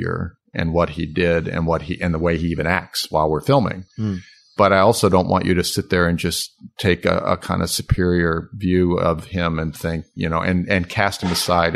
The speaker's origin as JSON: {"language": "English", "town": "Hampton", "region": "Virginia", "country": "United States", "tie": "born or raised there", "moved": "yes", "lives_now": "Oak Park, United States", "said": "my hometown"}